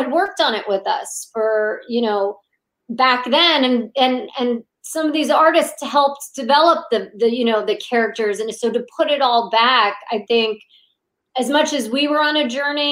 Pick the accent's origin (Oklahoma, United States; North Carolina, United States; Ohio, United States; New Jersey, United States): New Jersey, United States; Monmouth County; Monmouth County, New Jersey.